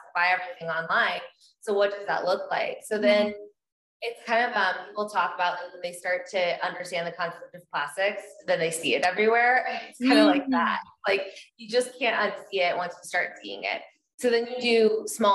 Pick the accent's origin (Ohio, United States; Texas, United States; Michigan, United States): Texas, United States; I grew up in Texas.